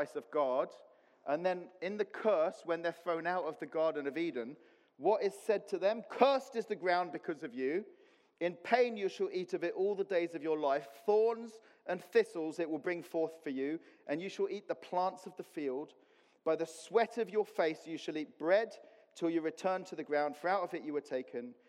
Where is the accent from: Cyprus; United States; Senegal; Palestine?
Cyprus; moved away; I grew up in Cyprus